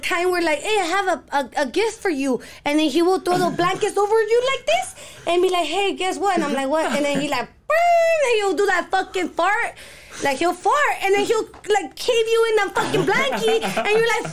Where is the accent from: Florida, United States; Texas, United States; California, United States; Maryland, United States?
California, United States; Los Angeles; I come from the West Side or the South Central area